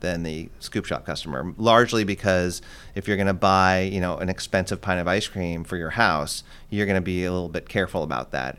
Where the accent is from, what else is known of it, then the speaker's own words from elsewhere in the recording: Los Angeles, California, United States; moved away as an adult; also born or lived in East Coast / England; I grew up in Los Angeles